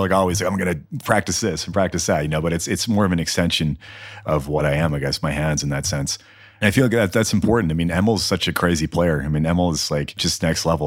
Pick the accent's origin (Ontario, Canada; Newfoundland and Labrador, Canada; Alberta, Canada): Newfoundland and Labrador, Canada; moved away as an adult; now in Edmonton, Canada; growing up in Newfoundland